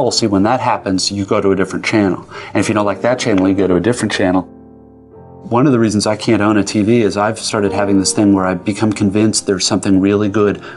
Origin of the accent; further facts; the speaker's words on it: United States; I am, as an American